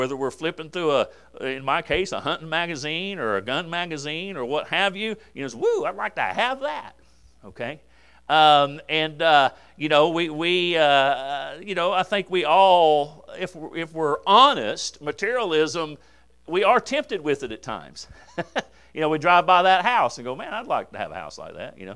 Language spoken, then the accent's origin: English; United States; I'm an American